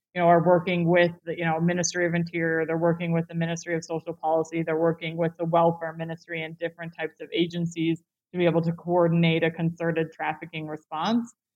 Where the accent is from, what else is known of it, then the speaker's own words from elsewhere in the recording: United States; I'm clearly American